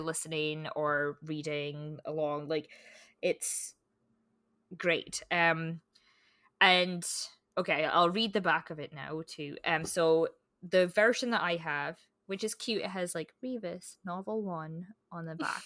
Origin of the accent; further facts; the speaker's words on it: Scotland, United Kingdom; growing up in Scotland